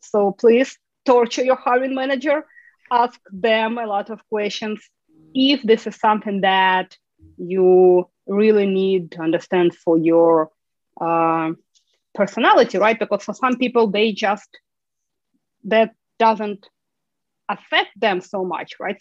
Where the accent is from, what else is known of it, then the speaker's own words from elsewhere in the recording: Ukraine; moved away as an adult; now in United States; I'm originally from Ukraine